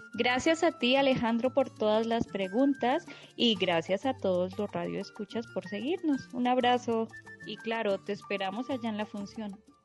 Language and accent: Spanish; Colombia; venimos desde Colombia